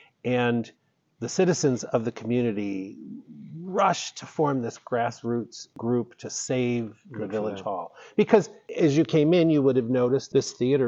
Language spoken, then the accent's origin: English; Syracuse, New York, United States; moved away as an adult; also born or lived in Charlotte, North Carolina; I'm from Central New York, Syracuse, but started working at Chautauqua Institution right out of college. And from there, went to work for a telephone company, which took me to North Carolina.